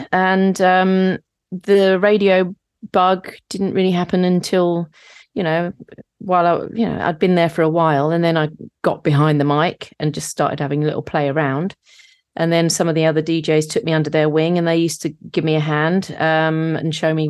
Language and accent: English; St Neots, East of England, United Kingdom; I'm from Cambridgeshire, a place called St. Neots